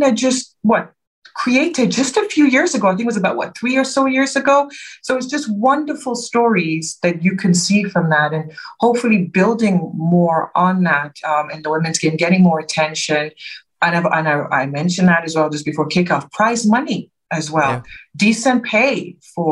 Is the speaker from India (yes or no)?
no; Nigeria; now in United Kingdom; growing up in Nigeria